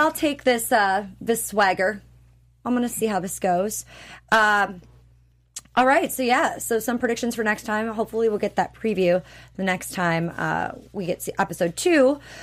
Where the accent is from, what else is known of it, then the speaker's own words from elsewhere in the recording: Wisconsin, United States; also born or lived in Minnesota; Wisconsin's the cheese state. That's where I'm from